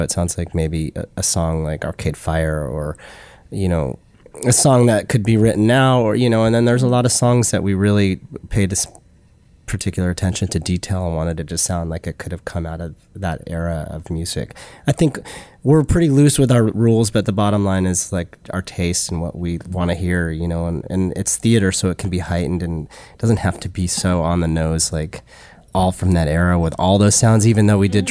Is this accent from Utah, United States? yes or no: yes; Utah, United States; moved away as an adult; now in New York, United States; I grew up in Utah, you know, Jewish